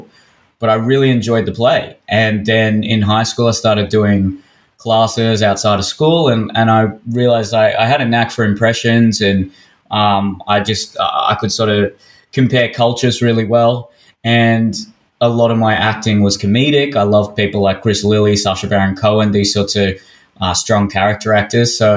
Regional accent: Sydney, New South Wales, Australia; Growing up in Hersey

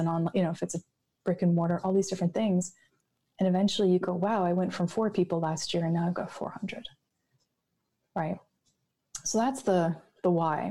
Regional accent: Canada; I'm Canadian, there's snow.

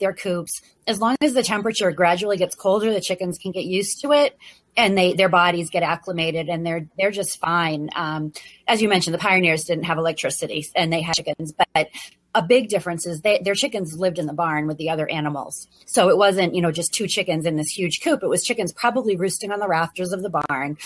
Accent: New England, United States; also born or lived in Virginia; now in Maine, United States; I grew up in New England

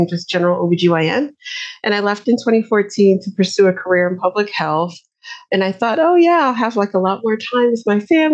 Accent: New York, United States; moved away as an adult; now in Atlanta, United States; I am from New York originally, but I've been based in Atlanta for the last maybe 8 or 9 years now

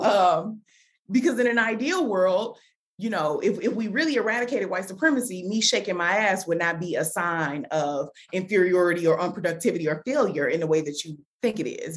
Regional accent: Chicago, Illinois, United States; moved away; also born or lived in Washington, District of Columbia, United States / Atlanta; I'm from Chicago, but then I've also lived in DC, I've lived in Atlanta

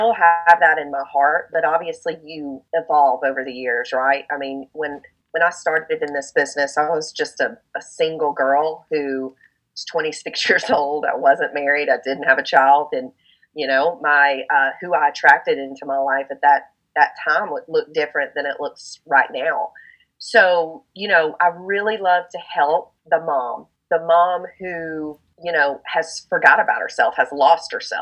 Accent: the South, United States; I'm a Southern girl over here

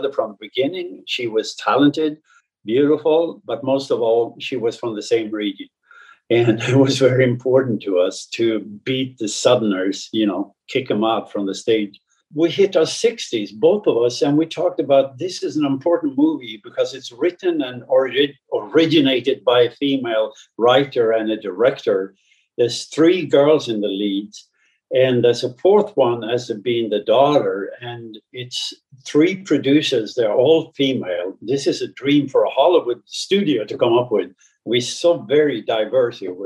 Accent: northern Sweden, Sweden; moved away; my upbringing in a small village in northern Sweden

